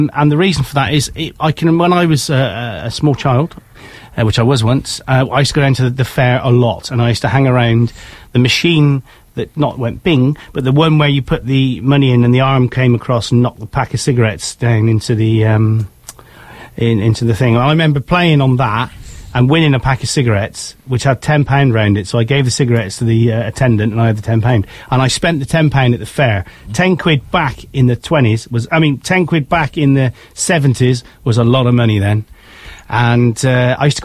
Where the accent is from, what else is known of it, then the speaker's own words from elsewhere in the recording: United Kingdom; we're British